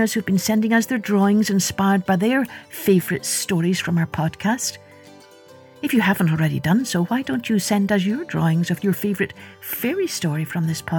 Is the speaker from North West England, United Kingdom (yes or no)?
no; Scotland, United Kingdom; moved away; also born or lived in Ireland; growing up in Scotland and in Ireland